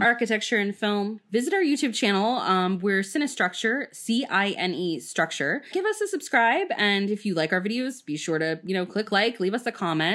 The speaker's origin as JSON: {"language": "English", "region": "Florida", "country": "United States", "said": "I'm from Florida"}